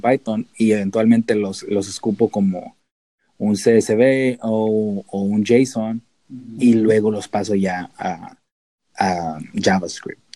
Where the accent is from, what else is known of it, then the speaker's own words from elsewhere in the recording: Tijuana, Baja California, Mexico; moved away as an adult; also born or lived in San Diego / Davis; pues yo nací en San Diego, entonces soy americano técnicamente, legalmente. Si me preguntan los de inmigración, soy americano. Pero crecí en Tijuana, entonces soy mexicano de a de veras